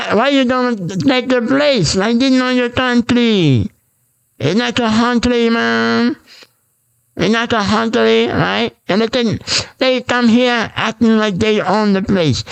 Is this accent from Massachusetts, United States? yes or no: no; Bay Shore, New York, United States; I'm from New York, Bayshore